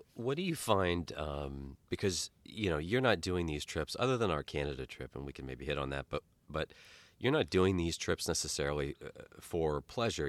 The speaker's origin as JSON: {"language": "English", "town": "Key West", "region": "Florida", "country": "United States", "tie": "born or raised there", "moved": "yes", "said": "I grew up partially in Key West"}